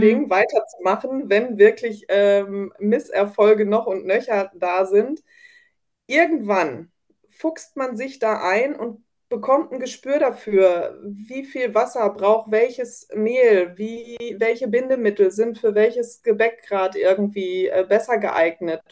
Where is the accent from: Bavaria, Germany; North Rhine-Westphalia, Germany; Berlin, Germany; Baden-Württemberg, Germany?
North Rhine-Westphalia, Germany; ich komme aus Nordrhein-Westfalen